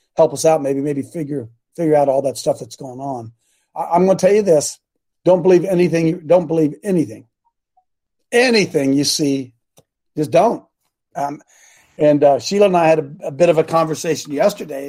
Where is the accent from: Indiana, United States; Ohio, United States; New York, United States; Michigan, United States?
Ohio, United States; I was born in Ohio